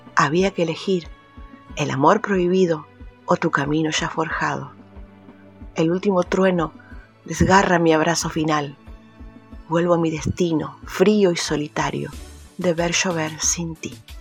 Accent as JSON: {"language": "Spanish", "town": "Marcos Juárez", "region": "Córdoba", "country": "Argentina", "said": "soy de Marcos Juárez, provincia de Córdoba"}